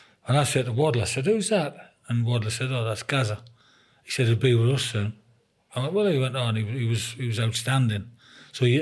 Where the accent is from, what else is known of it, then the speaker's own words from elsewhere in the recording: Sunderland, North East England, United Kingdom; moved away; I was a proud man when I signed for Sunderland. I mean, my team, my hometown